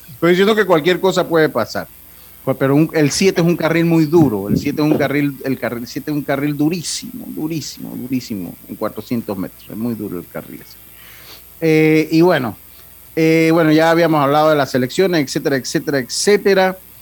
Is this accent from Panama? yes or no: yes; Panama; como panameños